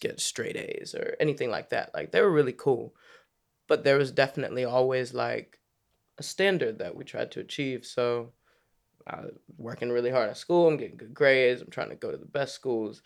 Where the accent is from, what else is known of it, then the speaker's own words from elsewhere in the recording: Maryland, United States; moved away as an adult; also born or lived in Washington, D.C. / Virginia; now in London, United Kingdom; I was born in D C, grew up in Maryland, spent a lot of time playing basketball in Virginia